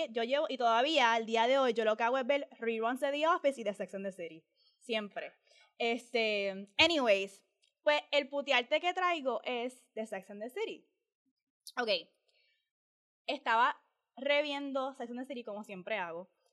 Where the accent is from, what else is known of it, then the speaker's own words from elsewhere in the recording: Puerto Rico; como boricua